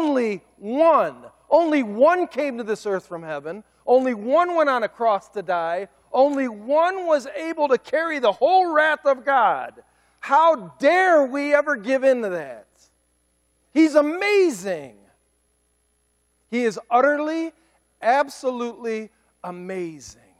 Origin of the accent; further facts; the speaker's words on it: United States; I'm an American